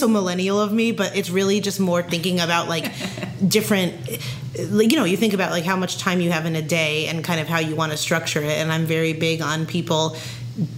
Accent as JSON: {"language": "English", "region": "Pennsylvania", "country": "United States", "said": "I'm from Pennsylvania"}